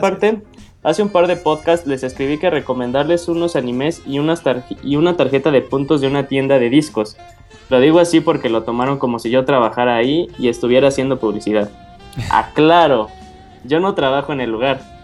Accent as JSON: {"language": "Spanish", "country": "Mexico", "said": "está el estigma como sociedad mexicana que nos hacemos las preguntas de que, ¿por qué Estados Unidos tiene mayor éxito económico que nuestro país?"}